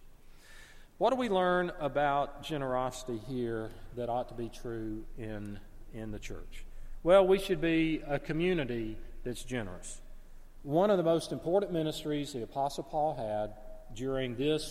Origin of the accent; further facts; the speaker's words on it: United States; growing up in America, for those of us that grew up in America